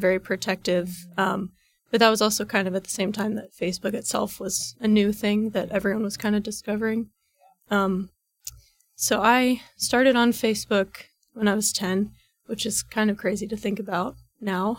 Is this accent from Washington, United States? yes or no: no; Reynoldsburg, Ohio, United States; I'm from Reynoldsburg, Ohio, which is about, like, fifteen minutes east of Columbus